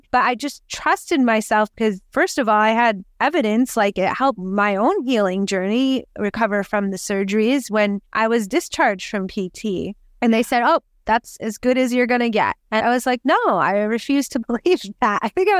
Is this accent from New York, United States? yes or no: yes; New York, United States; now in California; And I'm in California from New York, you know, from the East Coast.